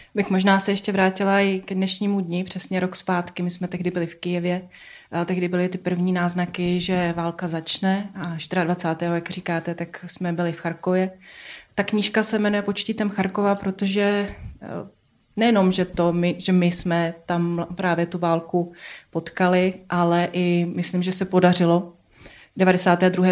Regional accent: Kazakhstan; moved away; jsem původem z Kazachstánu

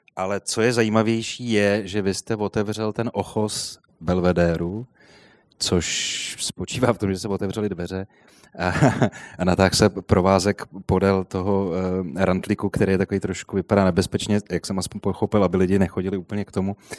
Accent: Prague, Czechia; jsem se narodil v Bubenči a jezdil jsem vždycky do centra

